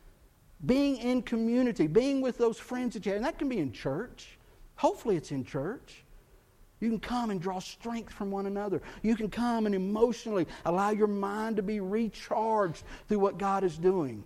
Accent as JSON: {"language": "English", "region": "Texas", "country": "United States", "tie": "born or raised there", "said": "Growing up in Texas"}